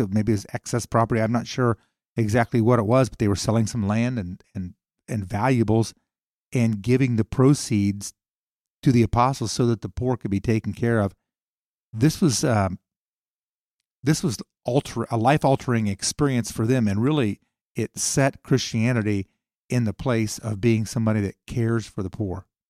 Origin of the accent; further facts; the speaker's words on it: the North, Northern United States, United States; we Northerners